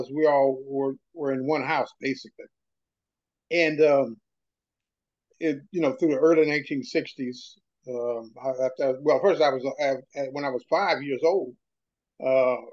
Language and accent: English; Chattanooga, Tennessee, United States; moved away as an adult; I grew up in Chattanooga, Tennessee